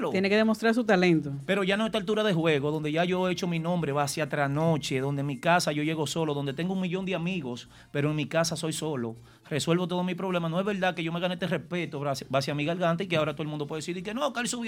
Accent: Dominican Republic; now in New York, United States; yo como dominicano, de lograr eh, colocarme dentro de, los comunicadores que representen la ciudad de Nueva York

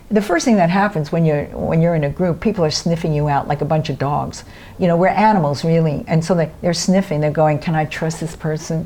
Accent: New York City, New York, United States; I'm from Brooklyn

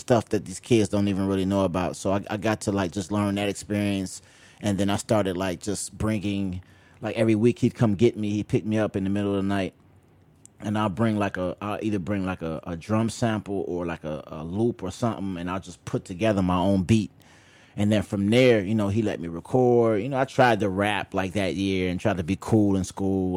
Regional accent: Chicago, Illinois, United States; on the south side, I grew up in Roseland, um, actually on the hundred and eighth and Wentworth

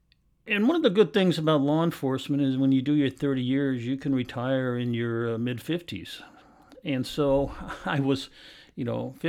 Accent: Portland, Oregon, United States; I was born and raised here in Portland, Oregon. I went to Franklin High School, which is in Southeast Portland.

